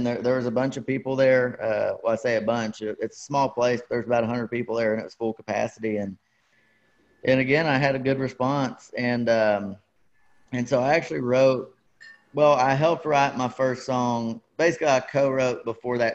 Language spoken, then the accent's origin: English; Dallas, Texas, United States; I grew up in the Dallas area. That's where my family moved to when I was little